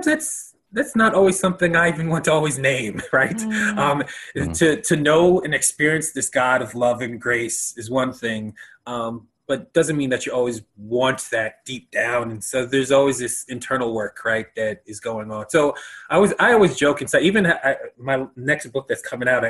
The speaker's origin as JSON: {"language": "English", "country": "United States", "said": "as a American"}